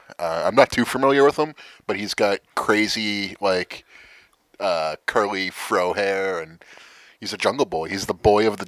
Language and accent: English; Boston, Massachusetts, United States; And we're from Boston